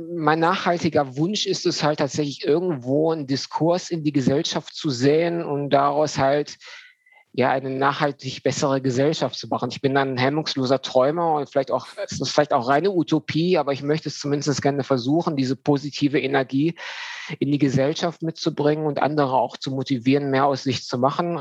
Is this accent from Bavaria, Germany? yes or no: no; Düsseldorf, North Rhine-Westphalia, Germany; now in Dortmund, Germany; komme aus Dortmund, ähm, bin gebürtiger Düsseldorfer